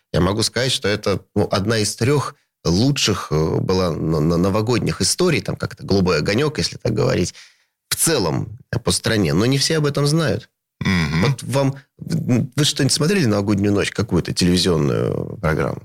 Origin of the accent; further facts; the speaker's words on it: Saint Petersburg, Russia; moved away as an adult; это мой родной город